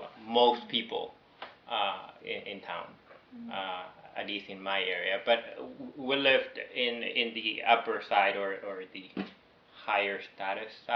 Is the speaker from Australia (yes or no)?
no; Venezuela; moved away; also born or lived in New York; somehow they took me back to Venezuela, and I grew up there.